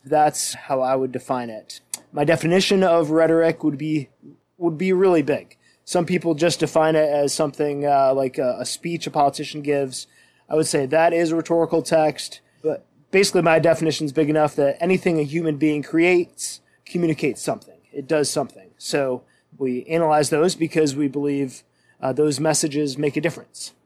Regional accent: Western New York, United States; moved away as an adult; now in Milwaukee, United States; I'm a Western New York boy at heart

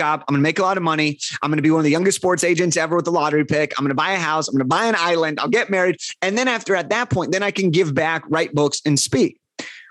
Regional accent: Los Angeles, California, United States; I'm from Los Angeles

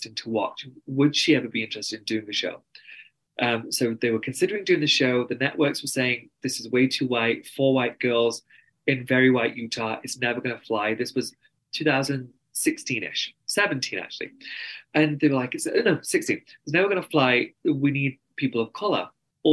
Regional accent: United Kingdom; accent: very strong English accent; moved away as an adult; also born or lived in New York, United States; now in Salt Lake City, United States; I'm brown and I'm British

